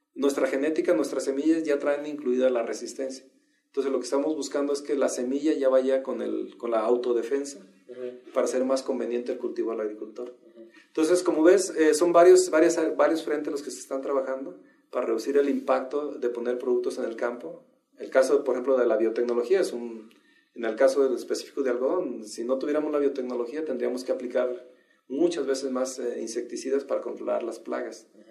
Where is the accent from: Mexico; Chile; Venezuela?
Mexico; Yo soy mexicano